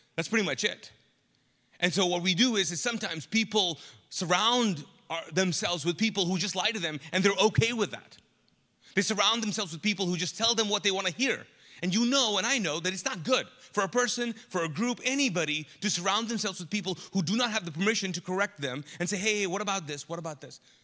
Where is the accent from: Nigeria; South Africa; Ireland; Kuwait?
Kuwait; moved away as an adult; also born or lived in Pakistan; now in Charlotte, United States; I grew up in the Middle East, Kuwait, and I'm actually Pakistani